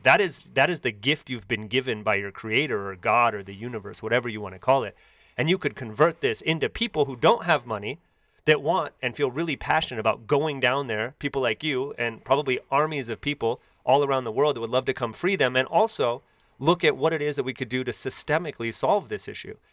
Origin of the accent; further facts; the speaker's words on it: Bay Area, near Oakland, California, United States; growing up in the Bay Area, right outside of Oakland